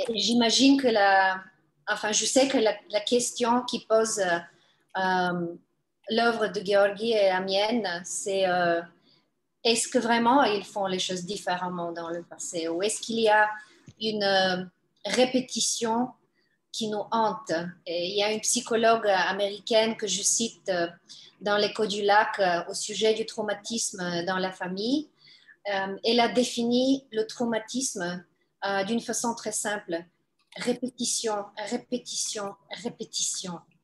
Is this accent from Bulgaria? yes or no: yes; Bulgaria; first language Bulgarian; French is a second language; moved away; c'est toujours à partir du bulgare. Euh, c'est grâce au bulgare que j'ai accès à toutes les langues slaves